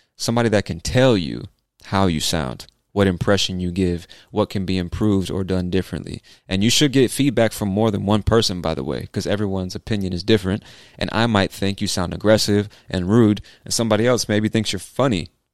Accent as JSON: {"language": "English", "town": "San Diego", "region": "California", "country": "United States", "tie": "born or raised there", "accent": "Southern California", "moved": "yes", "lives_now": "Atlanta, United States", "said": "My accent is, I think, like a typical California accent, a Southern California accent."}